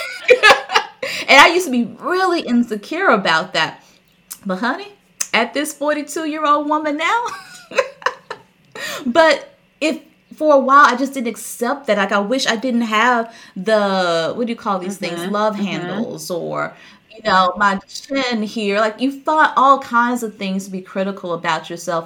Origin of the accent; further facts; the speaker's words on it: the South, United States; I grew up in the South